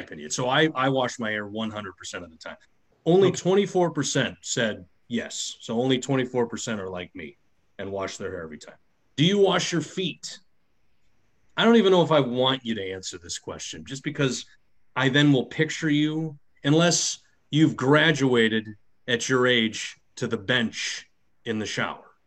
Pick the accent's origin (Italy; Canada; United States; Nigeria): United States; Midwest; I was raised in the Midwest where Kraft taught me everything about Italian food